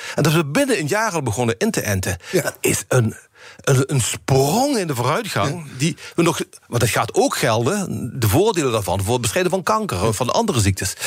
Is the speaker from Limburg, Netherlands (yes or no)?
yes; Limburg, Netherlands; accent: Limburgish; met mijn limburgse accent